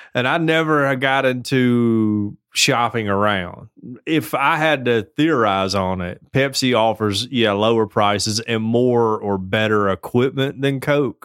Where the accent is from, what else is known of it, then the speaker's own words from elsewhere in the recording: the South, United States; I'm from the South